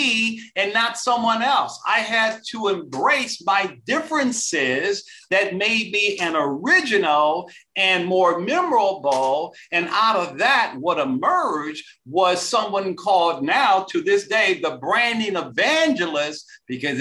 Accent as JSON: {"language": "English", "town": "Detroit", "region": "Michigan", "country": "United States", "said": "I'm originally from Detroit, Michigan. Back in the days of Motown."}